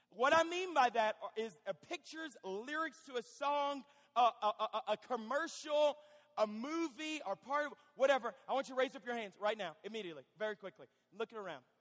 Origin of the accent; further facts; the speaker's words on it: Fort Smith, Arkansas, United States; I'm from Fort Smith, Arkansas.